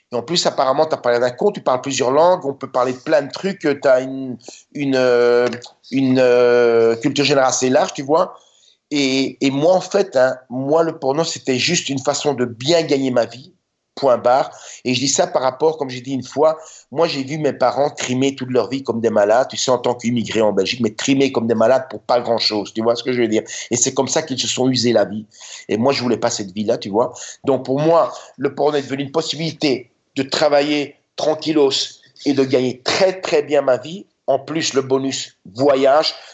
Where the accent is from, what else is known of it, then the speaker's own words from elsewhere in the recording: Budapest, Hungary; now in United States; moi, je venais de Budapest, tu sais. Moi, je venais de Budapest quand je suis arrivé en Californie. Et comparer Budapest et la Californie